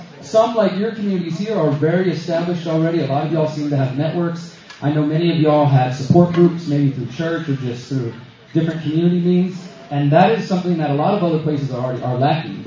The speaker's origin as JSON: {"language": "English", "town": "Houston", "region": "Texas", "country": "United States", "moved": "as an adult", "lives_now": "Mexico", "said": "I'm from Houston, Texas originally."}